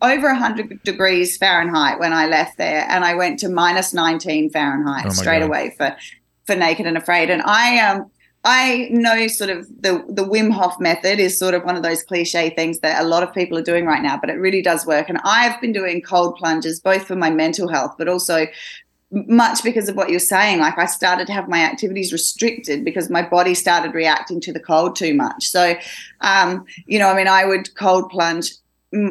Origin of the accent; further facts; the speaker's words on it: Australia; I'm Australian. I come from Australia